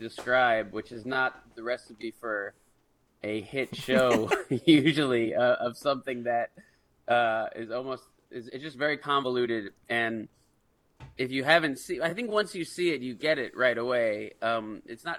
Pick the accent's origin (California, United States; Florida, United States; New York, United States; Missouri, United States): New York, United States; moved away; I'm from New York originally